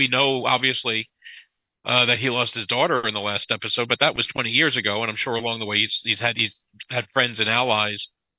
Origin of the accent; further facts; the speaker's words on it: Detroit, Michigan, United States; You know, so I'm from Detroit. You know, it's in Michigan. So I know where Detroit is.